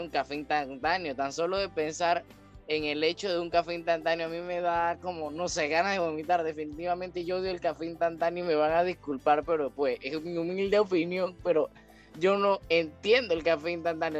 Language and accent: Spanish; Panama; como panameño eh, debemos llevarnos